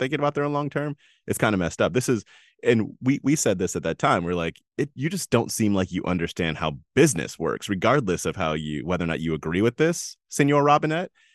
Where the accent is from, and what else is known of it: United States